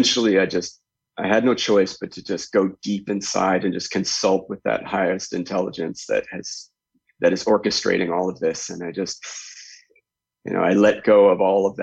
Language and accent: English; Canada; I grew up in Canada